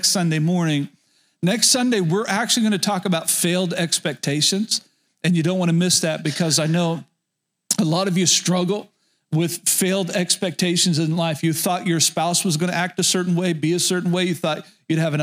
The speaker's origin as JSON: {"language": "English", "town": "Medford", "region": "Oklahoma", "country": "United States", "tie": "born or raised there", "said": "I grew up in rural Oklahoma, and the town that I spent most of my childhood was Medford, Oklahoma, very north central Oklahoma"}